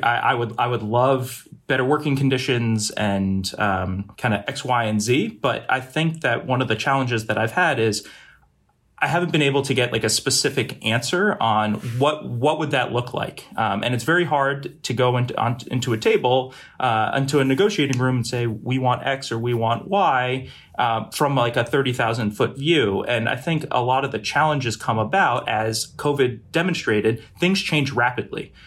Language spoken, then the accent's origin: English; Boston, Massachusetts, United States; also born or lived in Brunswick, Maine; I'm originally from the Boston area, uh, and have lived primarily in New England, uh, my entire life